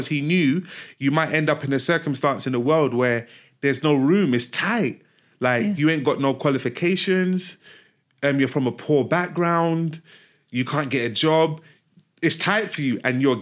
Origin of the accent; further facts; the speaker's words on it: Nigeria; I'm from Nigeria.